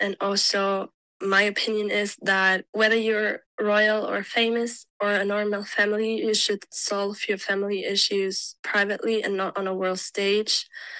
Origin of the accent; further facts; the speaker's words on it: Germany; I'm 21, and I'm from Germany.